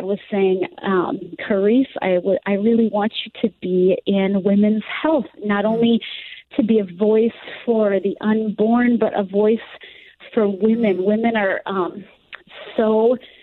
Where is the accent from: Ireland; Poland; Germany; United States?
United States; Southwest Florida; my hometown where I live right now in Southwest Florida